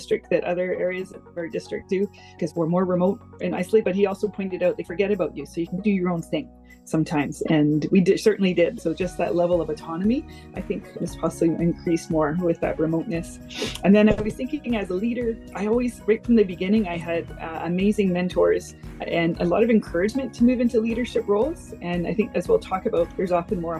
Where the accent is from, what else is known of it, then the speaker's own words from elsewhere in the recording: Richmond, British Columbia, Canada; now in Gulf Islands, Canada; I've been living in the Gulf Islands for over 20 years now, but I grew up in Richmond.